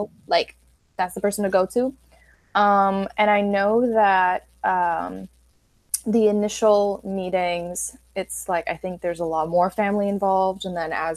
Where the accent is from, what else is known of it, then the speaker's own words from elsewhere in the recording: Puerto Rico; growing up in Puerto Rico, like where were we supposed to meet anyone who practiced anything other than like Catholicism